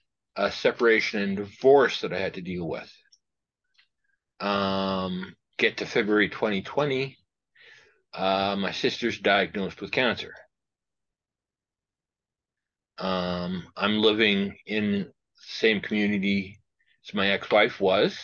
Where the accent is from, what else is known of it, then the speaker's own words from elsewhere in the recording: Regina, Saskatchewan, Canada; also born or lived in Indian Head, Saskatchewan; Born and raised in Regina with a small stay in Indian Head for a couple of years.